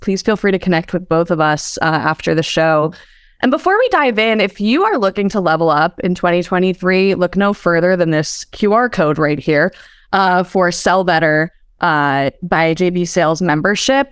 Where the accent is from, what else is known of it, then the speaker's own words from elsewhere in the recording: East Coast, United States; I hail from the East Coast